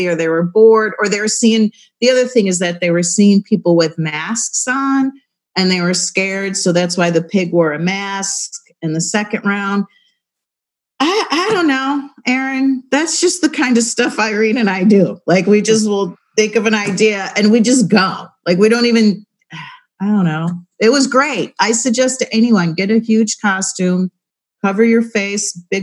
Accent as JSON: {"language": "English", "town": "Buffalo", "region": "New York", "country": "United States", "moved": "yes", "lives_now": "Baltimore, United States", "said": "I'm from Buffalo"}